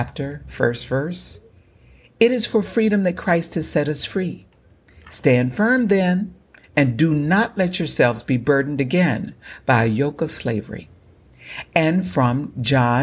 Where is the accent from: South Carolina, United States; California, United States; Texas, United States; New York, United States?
Texas, United States; Galveston County; as an African American born and raised in Galveston County, Texas